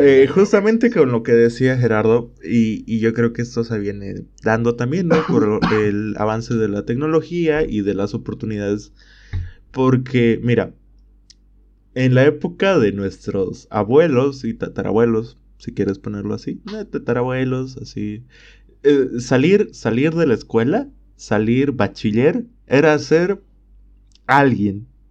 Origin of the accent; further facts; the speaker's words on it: Bolivia; en mi país